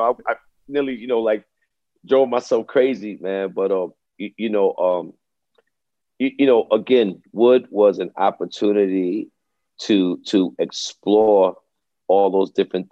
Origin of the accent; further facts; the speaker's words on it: New York City, New York, United States; Oh, I grew up in Brooklyn, man. I grew up in East Flatbush